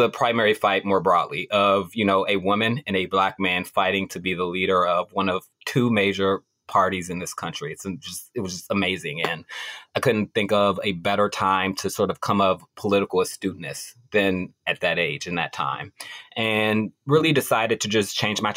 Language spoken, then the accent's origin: English; Washington, District of Columbia, United States; also born or lived in Nevada; So I grew up in Washington, D.C.